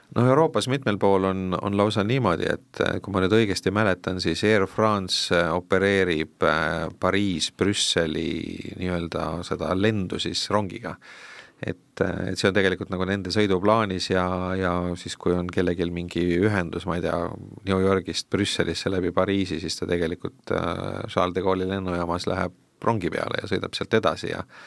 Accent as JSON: {"language": "Estonian", "town": "Tartu", "region": "Tartu County", "country": "Estonia", "said": "ma ise olen ka tartlane tausta poolest"}